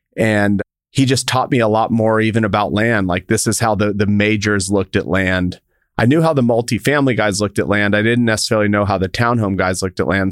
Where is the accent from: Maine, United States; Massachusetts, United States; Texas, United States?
Texas, United States; El Paso; I grew up in El Paso, Texas